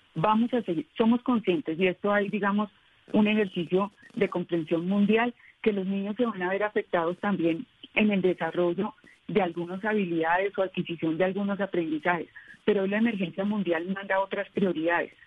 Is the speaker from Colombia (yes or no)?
yes; Colombia